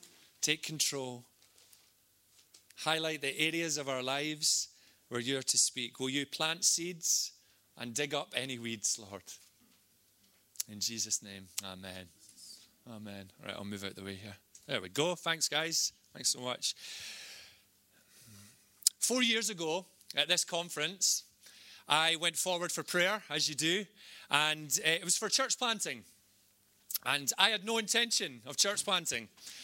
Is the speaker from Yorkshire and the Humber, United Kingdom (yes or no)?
no; Scotland, United Kingdom; accent: Scottish; Roll the R's with my Scottish accent.